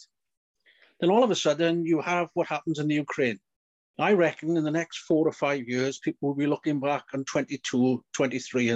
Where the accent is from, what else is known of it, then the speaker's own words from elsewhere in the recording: Maesteg, Wales, United Kingdom; I was born in September 1950. By October 1950, my mother was in, although we lived in Maesteg